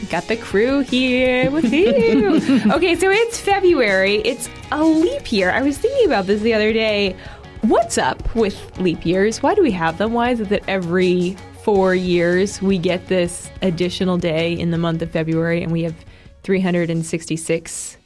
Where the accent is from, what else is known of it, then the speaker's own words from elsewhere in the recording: Massachusetts, United States; moved away; also born or lived in Georgia; my home state of Massachusetts